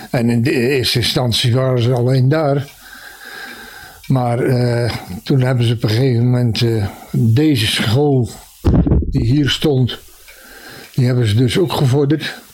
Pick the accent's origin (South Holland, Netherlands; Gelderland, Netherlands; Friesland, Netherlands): South Holland, Netherlands; Dubbeldam; Nee, ik heb aan de Vissersdijk gewoond. En ik ben geboren in de Jaslaan.